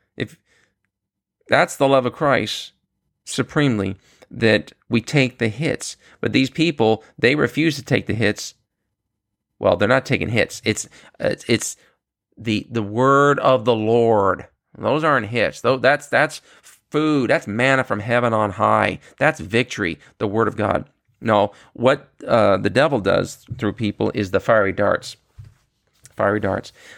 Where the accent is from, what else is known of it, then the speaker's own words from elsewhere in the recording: New York City, New York, United States; I was born in Queens, New York